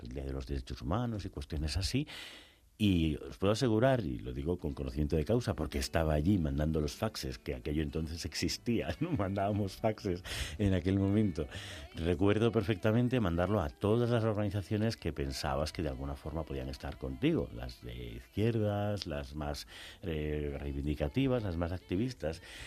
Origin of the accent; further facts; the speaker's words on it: Spain; lo vivimos en nuestra carne propia como españoles, españolas